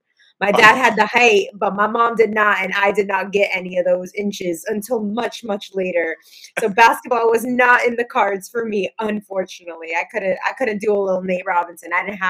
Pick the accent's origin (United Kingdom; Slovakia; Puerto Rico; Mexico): Puerto Rico; I was born in Puerto Rico.